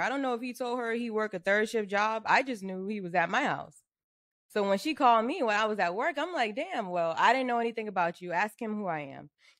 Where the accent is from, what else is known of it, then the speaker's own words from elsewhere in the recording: Charleston, South Carolina, United States; accent: Geechee; I'm from Charleston.